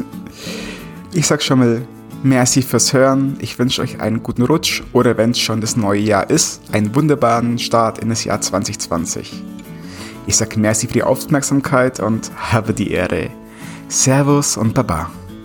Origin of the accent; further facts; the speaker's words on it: Bavaria, Germany; ich komme aus Bayern